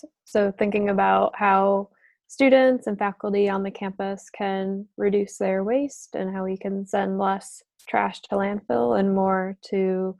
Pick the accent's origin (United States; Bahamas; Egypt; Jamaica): United States; East Aurora, New York; also born or lived in Plattsburgh; I'm from East Aurora, New York, which is really close. It's about 25 minutes outside the city of Buffalo.